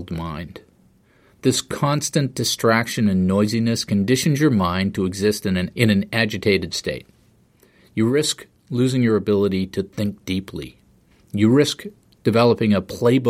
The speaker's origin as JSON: {"language": "English", "region": "East Coast", "country": "United States", "tie": "born or raised there", "said": "I grew up on the East Coast"}